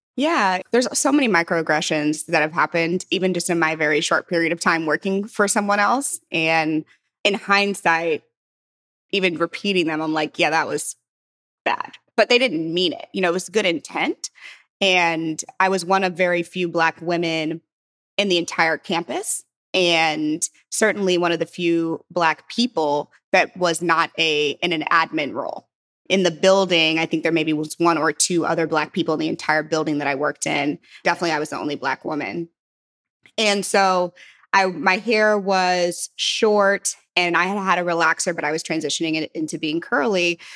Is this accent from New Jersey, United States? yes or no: no; St. Louis, Missouri, United States; moved away; also born or lived in San Francisco; I'm from Saint Louis